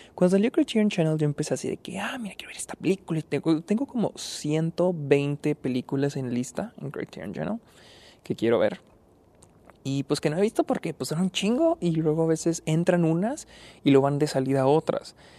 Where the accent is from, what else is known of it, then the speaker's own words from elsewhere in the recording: Delicias, Chihuahua, Mexico; moved away; estoy en, en Delicias, mi ciudad natal, vine a visitar a mi familia